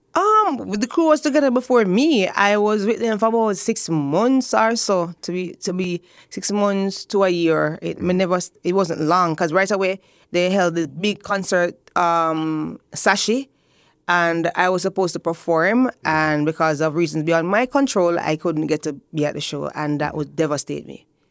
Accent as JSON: {"language": "English", "town": "Spanish Town", "region": "Saint Catherine", "country": "Jamaica", "tie": "born or raised there", "said": "I grew up in Spanish Town. Yes, the old capital"}